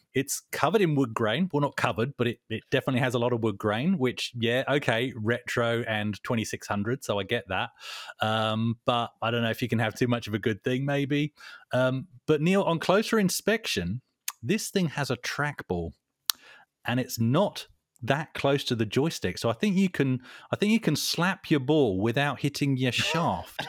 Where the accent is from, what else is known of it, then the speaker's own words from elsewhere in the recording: England, United Kingdom; now in Perth, Australia; I'm English.